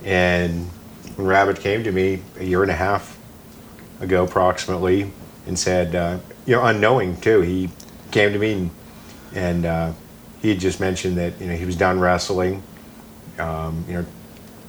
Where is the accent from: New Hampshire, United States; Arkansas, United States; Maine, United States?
Maine, United States; I grew up in Maine, an hour south of Mount Katahdin